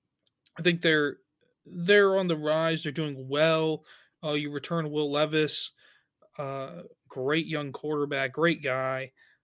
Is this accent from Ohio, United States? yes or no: no; Tennessee, United States; I am from Tennessee